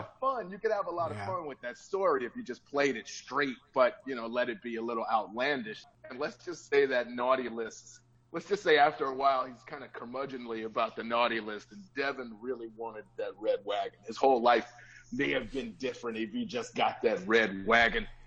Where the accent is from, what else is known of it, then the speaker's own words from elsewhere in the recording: Chicago, Illinois, United States; now in Los Angeles, United States; I'm born and raised in Chicago, and I'm blue collar